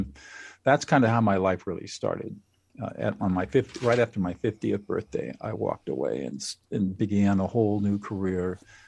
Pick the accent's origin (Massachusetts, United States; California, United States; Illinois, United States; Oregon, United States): California, United States; Well, I grew up in Southern California